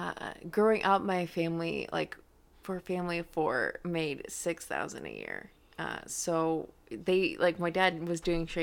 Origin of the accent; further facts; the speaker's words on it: near Ogemaw County, Michigan, United States; moved away as an adult; also born or lived in Au Gres, Michigan / Standish, Michigan / Bay City, Michigan / Auburn, Michigan; I grew up near Ogama County.